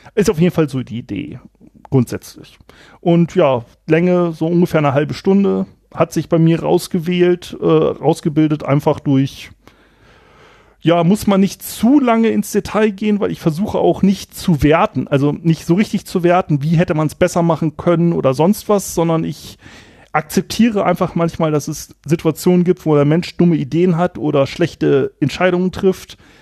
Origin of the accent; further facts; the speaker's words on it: Germany; moved away as an adult; also born or lived in Kiel / Eckernförde; ich komme aus dem Anfang des Weser Berglands und da ist es, ähm, so gewesen, kleines Dorf, bisschen konservativ